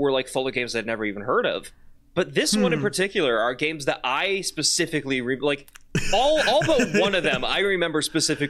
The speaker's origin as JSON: {"language": "English", "region": "Midwest", "country": "United States", "said": "we're from the Midwest"}